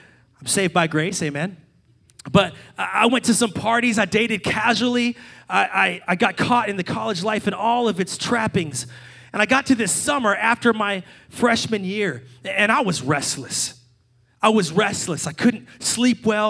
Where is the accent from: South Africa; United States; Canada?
United States; Salem, Virginia; my hometown of Salem, Virginia